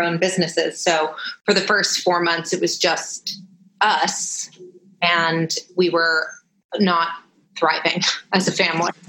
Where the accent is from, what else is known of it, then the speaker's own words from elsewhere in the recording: Los Angeles, California, United States; I'm from Los Angeles. My parents are here